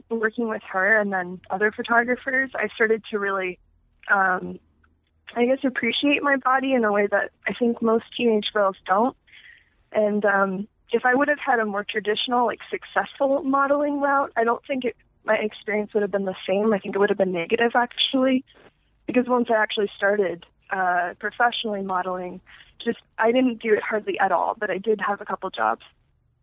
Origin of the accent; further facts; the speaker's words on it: Phoenix, Arizona, United States; I grew up in Phoenix